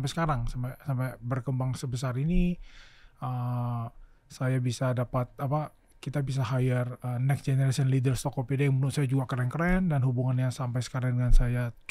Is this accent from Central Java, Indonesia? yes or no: no; Pontianak, West Kalimantan, Indonesia; moved away as an adult; also born or lived in Yogyakarta / Jakarta; saya dari TK SD SMP SMA di Pontianak